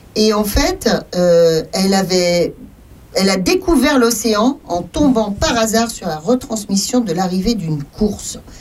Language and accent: French; France; Nous, chez nous en France